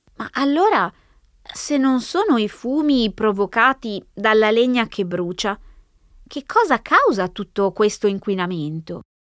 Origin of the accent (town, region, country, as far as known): Italy; first language Italian; moved away